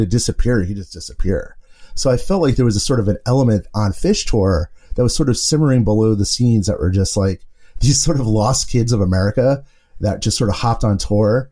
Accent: New York City, New York, United States; I grew up in the Bronx

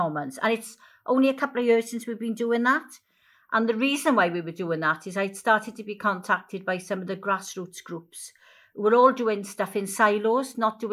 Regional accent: Wales, United Kingdom; I'm Welsh

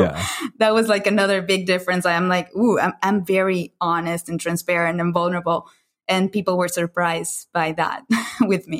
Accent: Caracas, Capital District, Venezuela; moved away as an adult; I grew up in Caracas, Venezuela, in Latin America. Uh, for the for the first 19 years of my life, I lived there

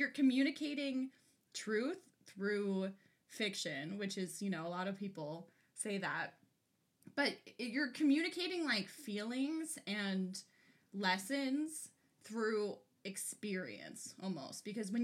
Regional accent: Ventura County, California, United States; I am from Ventura County, California, hello, what's up, the 805, we went to an outdoor school that was on Chumash land

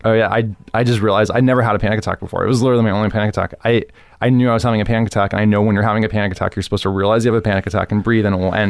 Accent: Miami, Florida, United States; moved away as an adult; also born or lived in New York; now in Los Angeles, United States; Growing up in Miami is great.

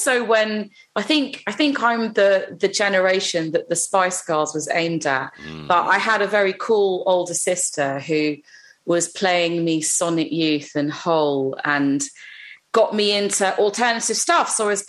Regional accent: London, United Kingdom; I grew up on the intersection of a very, very busy road that took you to the suburbs, which is where all of the Indian community that I grew up around were around.

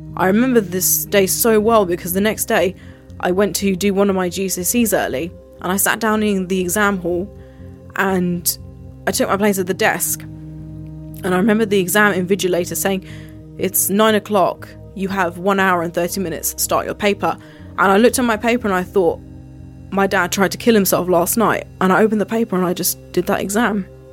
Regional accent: United Kingdom; I was born and raised here

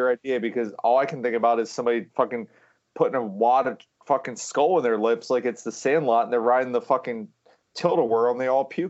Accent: Pennsylvania, United States; we're from Pennsylvania.

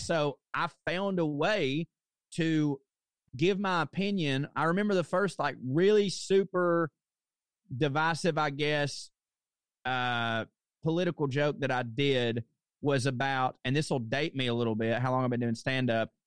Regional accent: the South, United States; moved away; also born or lived in New York; what do people mostly expect of me as being a Southerner

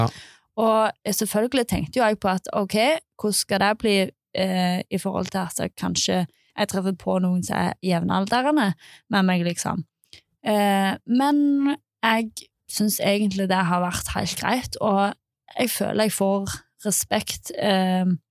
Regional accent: Nærbø, Rogaland, Norway; jeg kom ifra Nærbø

